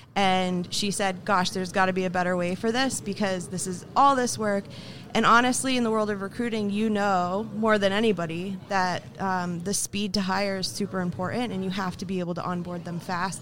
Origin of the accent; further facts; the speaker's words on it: Vermont, United States; moved away as an adult; now in Boston area, United States; I grew up in a very, very small town in Vermont